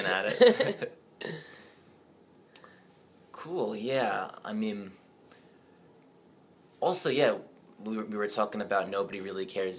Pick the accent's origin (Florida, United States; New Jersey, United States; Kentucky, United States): New Jersey, United States; I mean, I'm from New Jersey. I'm from a very, very suburban place.